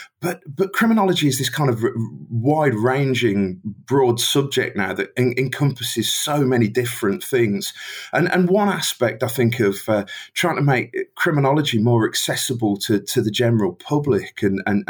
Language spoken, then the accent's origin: English; Birmingham, West Midlands, United Kingdom; accent: Brummie; I live in Birmingham, England's fantastic second city